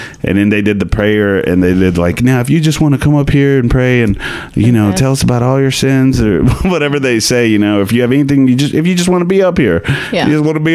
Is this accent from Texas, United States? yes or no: yes; Grand Prairie, Texas, United States; I come from Churchtown, USA, baby, Grand Prairie, Texas